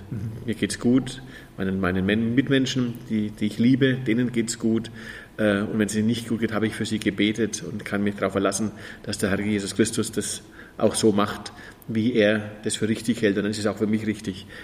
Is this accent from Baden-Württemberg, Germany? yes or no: no; Fürth, Bavaria, Germany; das ist in Fürth, meine Heimatstadt